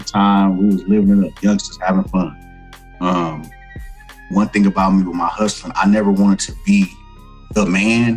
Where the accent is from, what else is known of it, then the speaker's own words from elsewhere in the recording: Oakland, California, United States; I'm from East Oakland, California, born and raised, fifth generation